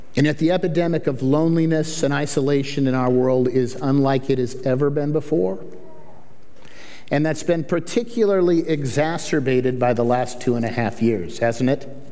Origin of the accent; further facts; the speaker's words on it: Kirkland, Washington, United States; also born or lived in Tumwater; I'm kind of a wet sider. I grew up in, I grew up in Kirkland